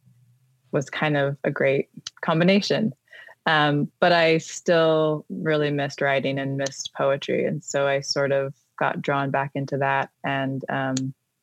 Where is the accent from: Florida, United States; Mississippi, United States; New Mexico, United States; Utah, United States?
Utah, United States; Millcreek; I grew up in the Mill Creek area